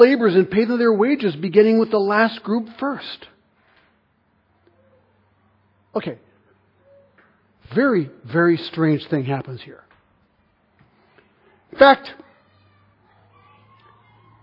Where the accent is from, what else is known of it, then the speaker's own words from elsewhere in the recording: Switzerland; I'm from Switzerland